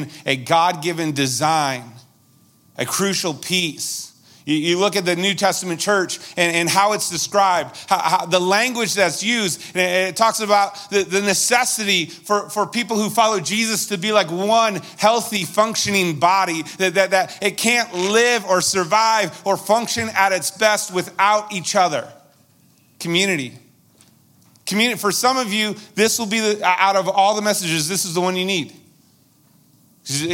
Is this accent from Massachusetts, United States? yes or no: yes; Massachusetts, United States; moved away; Where I grew up out in Massachusetts, they call it a bubbler.